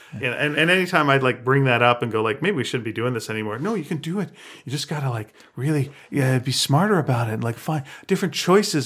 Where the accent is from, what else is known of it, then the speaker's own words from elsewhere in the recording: Montreal, Quebec, Canada; now in Vancouver, Canada; When I grew up in Montreal, our show was Magic Tom